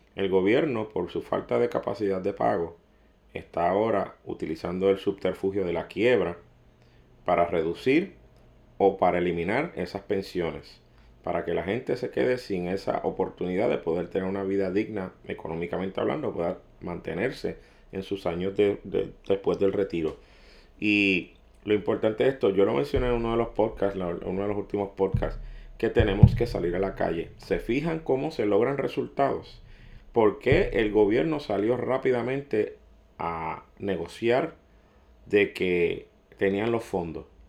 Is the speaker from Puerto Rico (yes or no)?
yes; Puerto Rico